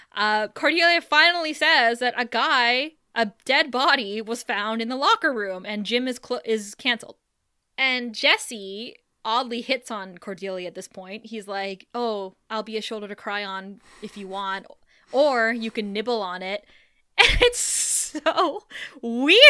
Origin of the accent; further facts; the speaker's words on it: Thunder Bay, Ontario, Canada; moved away; growing up in Thunder Bay, like, there was probably only one Starbucks while we grew up